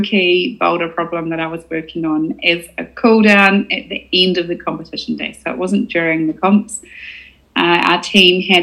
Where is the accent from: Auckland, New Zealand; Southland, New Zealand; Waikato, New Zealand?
Southland, New Zealand; Invercargill; I was from Invercargill